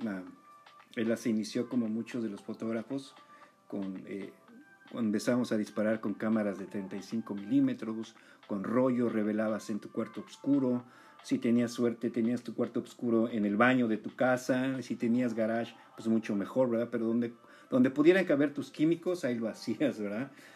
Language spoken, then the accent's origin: Spanish; Mexico; yo que crecí en México